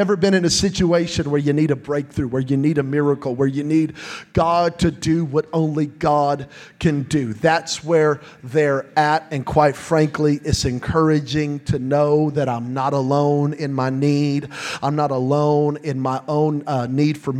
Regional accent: New Mexico, United States; I'm from New Mexico, and in New Mexico, we have flash floods

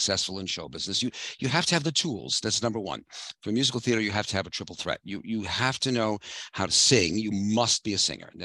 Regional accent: New York City, New York, United States; moved away as an adult; I'm a native of New York. I grew up in Brooklyn

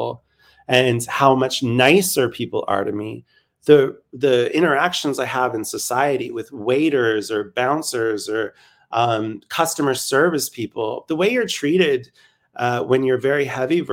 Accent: Canada; now in Berlin, Germany; I'm Canadian

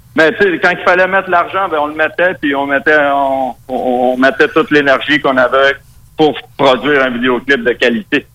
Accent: Quebec, Canada; accent: très québécois; first language Spanish; French is a second language; mon accent très québécois

